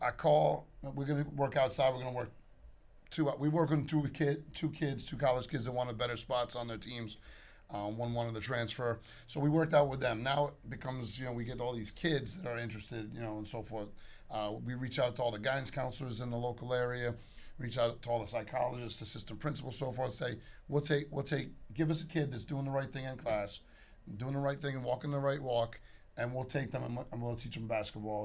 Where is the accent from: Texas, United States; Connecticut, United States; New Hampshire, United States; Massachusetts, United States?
Connecticut, United States; Storrs; also born or lived in Hartford, Connecticut; born in Hartford, Connecticut, grew up on the campus of University of Connecticut